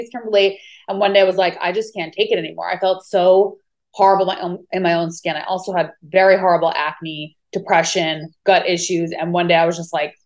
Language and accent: English; Long Island, New York, United States; moved away as an adult; also born or lived in California; now in Maui, United States; I'm originally from New York, Long Island, New York